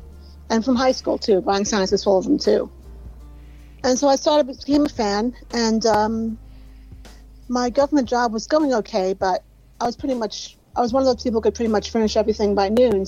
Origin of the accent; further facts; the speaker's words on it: New York City, New York, United States; I am from the Bronx, so I have that certain twisted, you know, there's always a bit of twisted humor there.